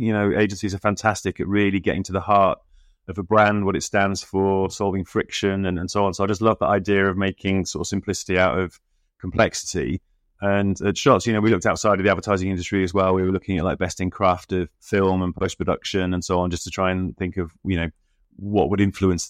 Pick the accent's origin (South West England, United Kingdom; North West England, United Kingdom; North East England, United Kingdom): North East England, United Kingdom; Middlesbrough; growing up in Middlesbrough and expecting to go off on this completely different route and journalism.